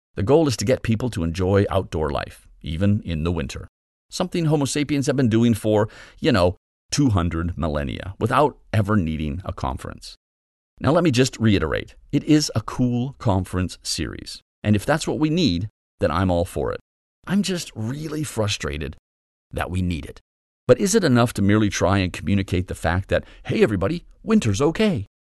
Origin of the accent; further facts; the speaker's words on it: Calgary, Alberta, Canada; I grew up in Calgary, so I know well the icy rage of a prairie winter.